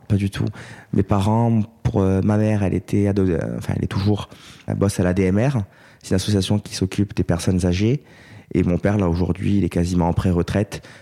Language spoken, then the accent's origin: French; Corte, Corsica, France; moved away as an adult; also born or lived in Aix-en-Provence; now in Paris, France; quatre étudiants euh, avec qui on a grandi à Corté